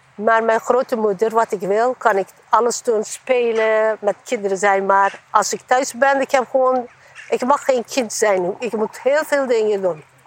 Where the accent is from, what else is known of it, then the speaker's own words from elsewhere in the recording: Eastern Anatolia, Turkey; Dutch is a second language; now in Netherlands; Ik kom uit de Oost-Turkije. En wij hebben, toen ik klein waren, wij hebben grote gezinnen.